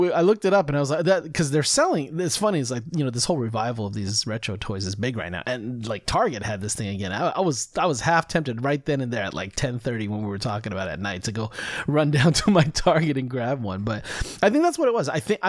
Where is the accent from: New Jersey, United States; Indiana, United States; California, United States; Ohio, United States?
California, United States; at least in the area that I grew up with in California